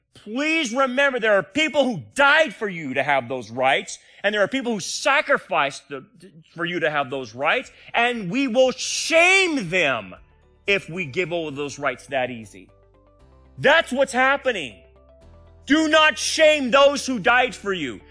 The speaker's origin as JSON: {"language": "English", "country": "United States"}